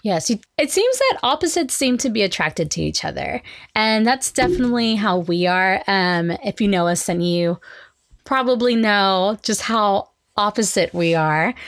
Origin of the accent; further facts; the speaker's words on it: Oklahoma, United States; we are from Oklahoma